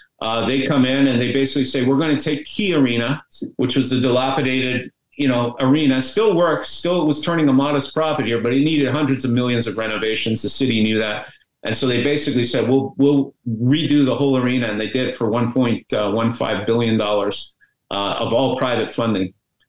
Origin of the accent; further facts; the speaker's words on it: Montreal, Quebec, Canada; I mean, the one that they built in my hometown of Montreal was pretty bad.